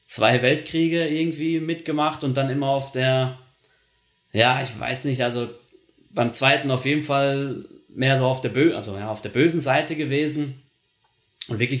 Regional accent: North Rhine-Westphalia, Germany; ich komme ja aus NRW, aus Nordrhein-Westfalen, das ist in der Nähe von den Niederlanden

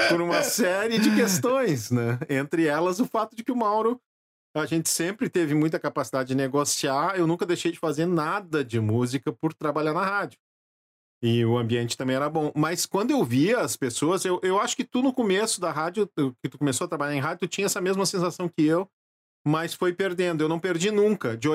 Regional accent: Gravataí, Rio Grande do Sul, Brazil; now in Porto Alegre, Brazil; Nasci em Porto né? Alegre, mas uh, vivi em Gravataí até meus 19 anos

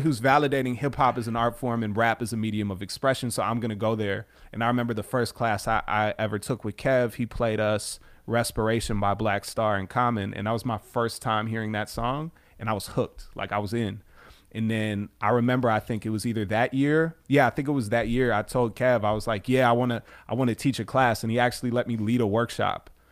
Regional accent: River Forest, Illinois, United States; also born or lived in Chicago; I'm from River Forest originally

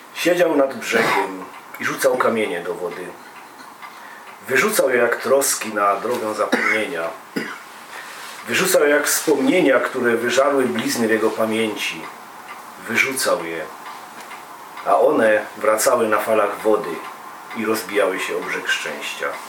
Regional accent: Silesian Voivodeship, Poland; my ze Śląska

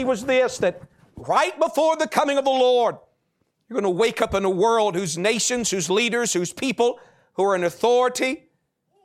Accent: United States; as an American, okay? Because that's my country

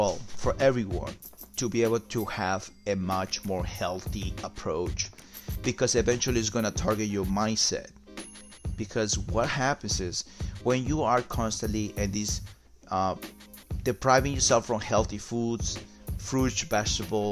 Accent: Peru; moved away; I'm from Peru

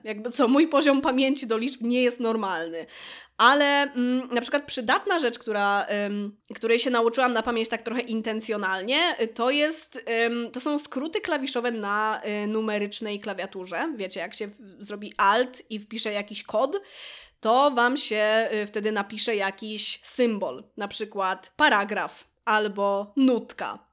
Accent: Łódź, Łódź Voivodeship, Poland; jestem z Łodzi

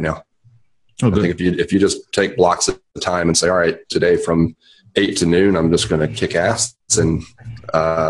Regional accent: Charlotte, North Carolina, United States; Charlotte, North Carolina.

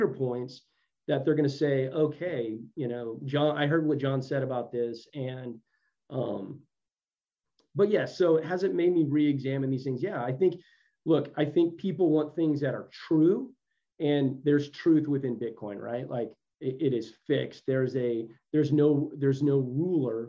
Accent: Texas, United States; I'm from Texas

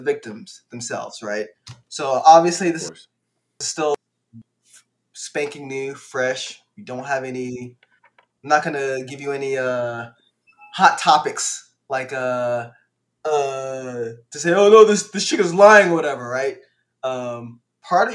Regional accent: Louisiana, United States; moved away; also born or lived in Virginia; I'm originally from Louisiana. My family migrated to Louisiana, but moved

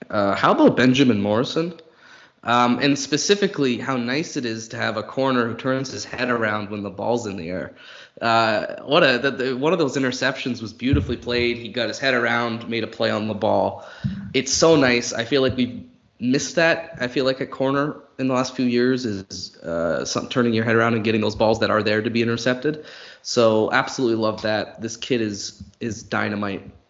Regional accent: Canada; now in Ireland; so Canadian Thanksgiving is in October, and I don't know any other Canadians here

